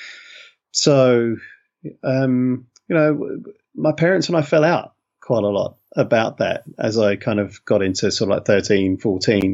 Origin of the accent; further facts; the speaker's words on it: London, United Kingdom; accent: London; moved away as an adult; now in Wellington, New Zealand; I grew up in London. I've been living in New Zealand for about 12 years now, just over 12 years